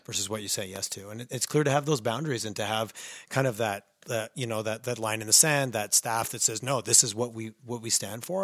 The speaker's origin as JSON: {"language": "English", "town": "Montreal", "region": "Quebec", "country": "Canada", "tie": "born or raised there", "moved": "yes", "lives_now": "Calgary, Canada", "said": "I grew up in Montreal"}